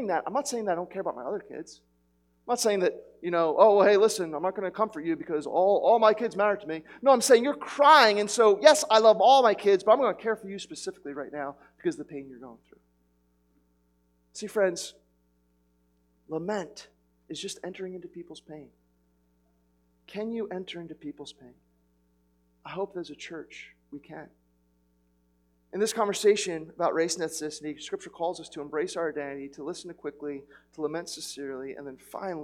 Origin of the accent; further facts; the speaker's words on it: United States; I'm too American